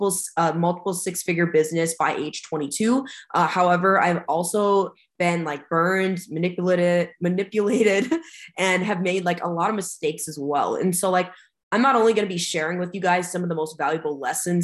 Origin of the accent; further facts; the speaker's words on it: United States; I stayed local in my hometown. I was from like the Fargo-Moorhead area